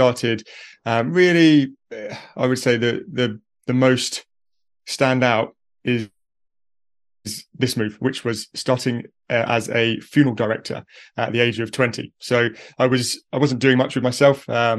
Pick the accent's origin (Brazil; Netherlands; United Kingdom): United Kingdom; accent: British; So I'm from the UK.